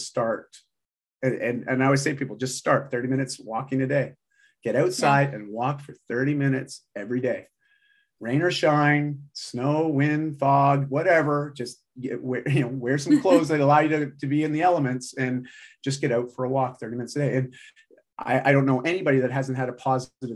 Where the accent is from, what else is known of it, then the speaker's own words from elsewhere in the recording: Canada; I'm Canadian.